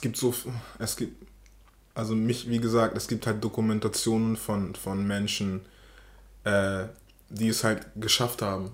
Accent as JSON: {"language": "German", "region": "Hamburg", "country": "Germany", "tie": "born or raised there", "said": "Ich bin in Poppenbüttel aufgewachsen. Poppenbüttel ist ein Bezirk, Stadtteil in, in Hamburg."}